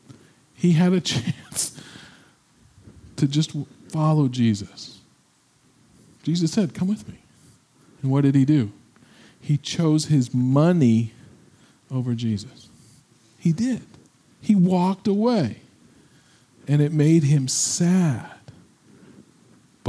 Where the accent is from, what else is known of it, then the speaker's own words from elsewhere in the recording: Midwest, United States; we're from the Midwest